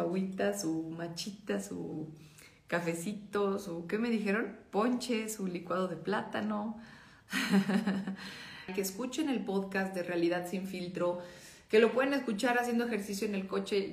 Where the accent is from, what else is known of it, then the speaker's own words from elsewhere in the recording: Mexico; como mexicanos